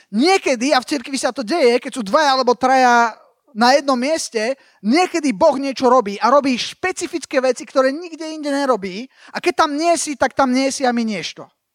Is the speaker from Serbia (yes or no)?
no; Slovakia; moved away as an adult; also born or lived in United States; som obrátil v Amerike, ale potom som sa vrátil na Slovensko